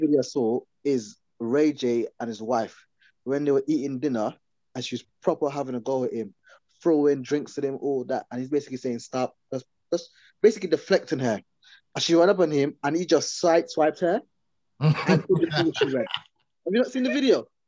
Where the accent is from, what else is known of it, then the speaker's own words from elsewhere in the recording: Guyana; now in England; when I first came to England, I grew up in Guyana